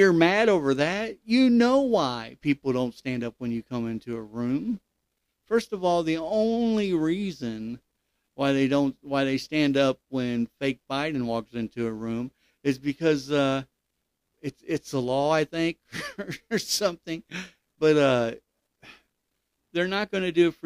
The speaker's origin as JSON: {"language": "English", "region": "Ohio", "country": "United States", "tie": "born or raised there", "said": "Ohio is actually my home state, where I was born and raised."}